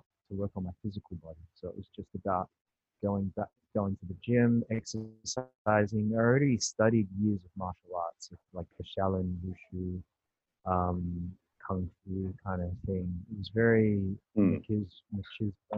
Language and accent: English; Australia; I was born and raised in Australia